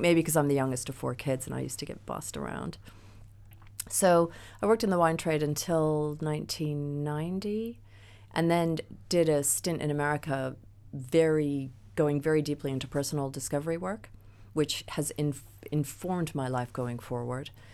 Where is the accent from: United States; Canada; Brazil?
United States; moved away as an adult; now in England, United Kingdom; as an American